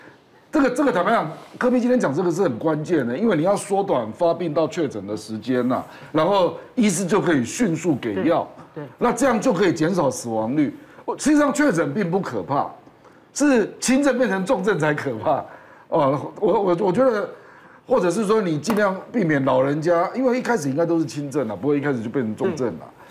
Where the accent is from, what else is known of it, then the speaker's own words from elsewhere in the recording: Taiwan; 所以我觉得我们台湾人技术一定有的啦